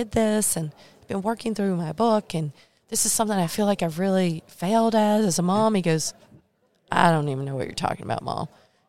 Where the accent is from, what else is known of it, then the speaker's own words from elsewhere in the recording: North Carolina, United States; Because sometimes, you know, I'm from Eastern North Carolina. My vocabulary and words are a little different.